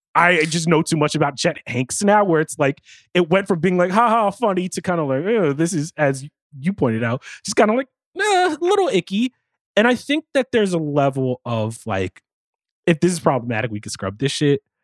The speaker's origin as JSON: {"language": "English", "region": "East Coast", "country": "United States", "also_born_or_lived": "New York", "said": "I'm from the East Coast. I live in New York right now."}